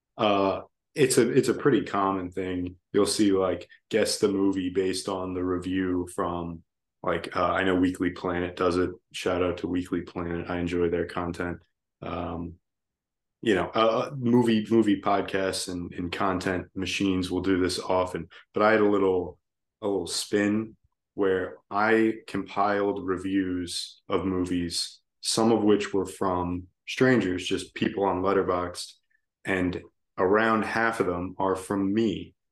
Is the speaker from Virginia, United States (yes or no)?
yes; Virginia, United States; I'm from Virginia